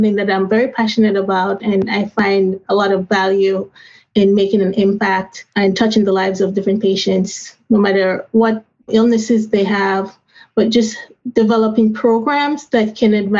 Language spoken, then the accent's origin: English; Jamaica; now in United States; growing up in Jamaica with my grandmother who had diabetes and helping her with her insulin at a young age. When I migrated to the United States